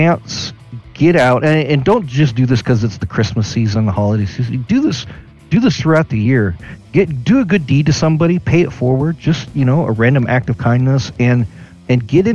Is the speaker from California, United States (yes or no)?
yes; Sacramento, California, United States; I grew up in Sacramento